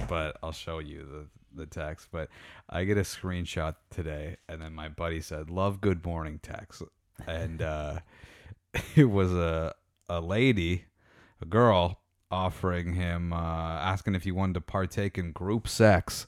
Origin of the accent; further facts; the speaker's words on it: Meaford, Ontario, Canada; growing up in Meaford